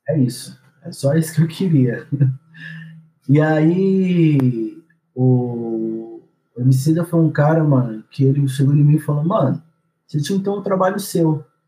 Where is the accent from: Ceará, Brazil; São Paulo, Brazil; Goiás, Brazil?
Goiás, Brazil; Goiânia; eu sou nascido em Goiânia, nasci e cresci em Goiânia, minha infância, minha adolescência foi toda em Goiânia.